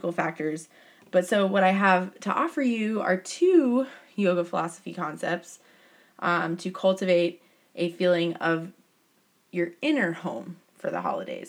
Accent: United States; I am a American white girl

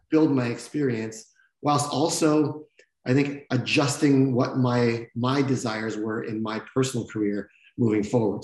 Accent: Canada; moved away as an adult; also born or lived in California; this Canadian young man

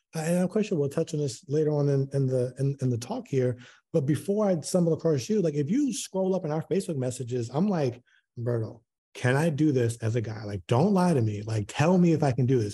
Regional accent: Baltimore, Maryland, United States; moved away as an adult; now in Houston, United States; I'm originally from Baltimore, moved to Houston in twenty nineteen.

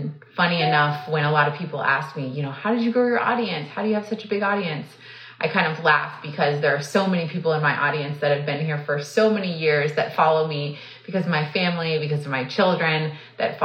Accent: Texas, United States; I was born and raised in Texas

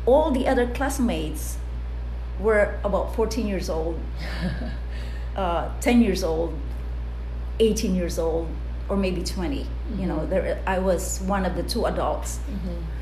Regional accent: Bicol Region, Philippines; It's a barrio by the hill, close to the dormant volcano we call Mount Isarog in Bicol region in the Philippines

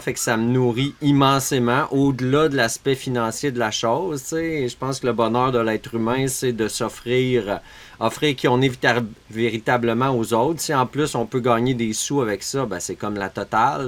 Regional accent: Montreal region, Quebec, Canada; moved away as an adult; now in Beauce, Canada; Je viens de, la région de Montréal, mais je suis en Beauce

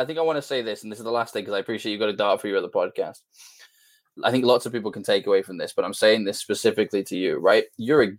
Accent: just outside Liverpool, North West England, United Kingdom; Just outside Liverpool in the UK

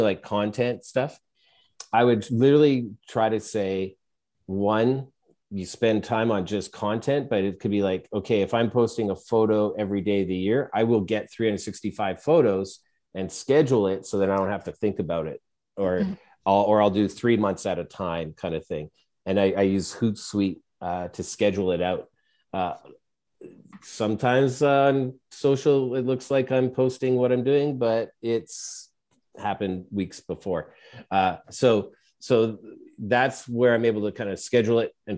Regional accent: Canada; we're Canadian where I am. And I grew up with hockey and Oilers

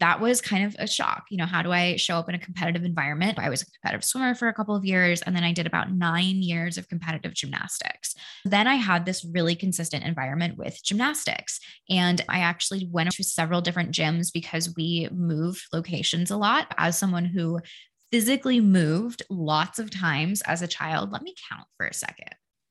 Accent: Denver, Colorado, United States; born there; also born or lived in Connecticut / Washington State; I was born in Denver. We moved to the East Coast. We lived in Connecticut for like 10 years. Then we moved to Washington State.

